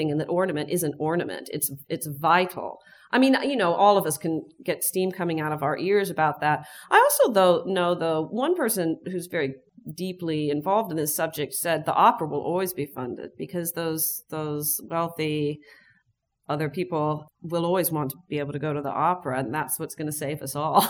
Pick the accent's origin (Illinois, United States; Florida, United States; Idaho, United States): Illinois, United States; Chicago; I'm from Chicago